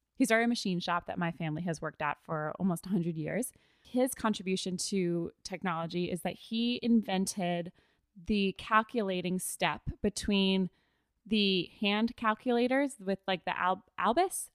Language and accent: English; United States; as an American